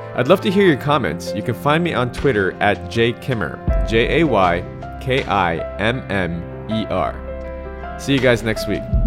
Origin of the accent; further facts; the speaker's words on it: United States; moved away as an adult; I'm American, but I'm living offshore